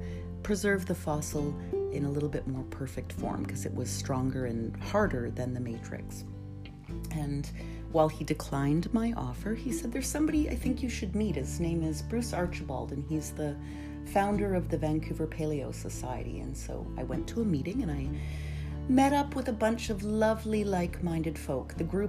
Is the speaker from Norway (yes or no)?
yes; Norway; also born or lived in Canada; So I am Norwegian Canadian and I grew up in Norway and Canada.